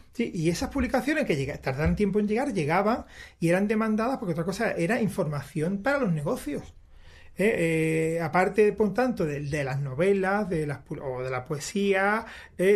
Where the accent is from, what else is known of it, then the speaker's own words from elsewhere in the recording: Málaga, Andalusia, Spain; uno de esos rasgos de la identidad malagueña que, tenemos que mantener